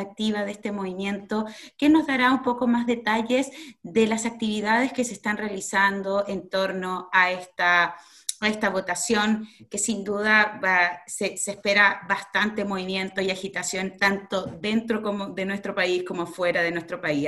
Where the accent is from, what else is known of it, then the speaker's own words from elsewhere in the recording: Chile; now in Ireland; como chilenas